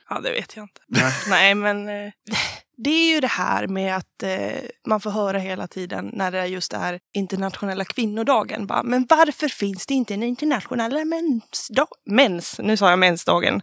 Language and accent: Swedish; Falun, Dalarna County, Sweden; Jag är från Falun